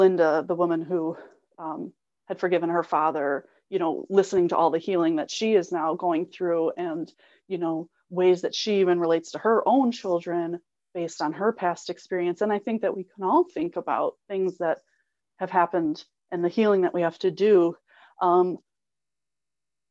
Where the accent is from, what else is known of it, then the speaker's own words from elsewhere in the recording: Illinois, United States; I'm from Illinois, so it's completely flat